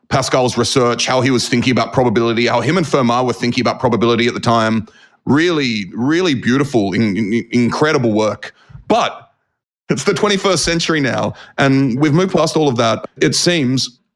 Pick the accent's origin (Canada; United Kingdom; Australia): Australia; We'd call them tall poppies in Australia